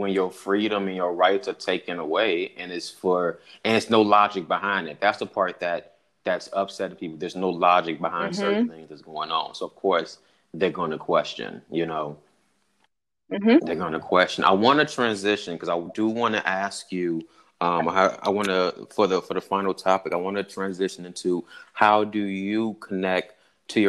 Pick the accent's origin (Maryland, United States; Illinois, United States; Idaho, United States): Illinois, United States; Chicago; I'm from Chicago.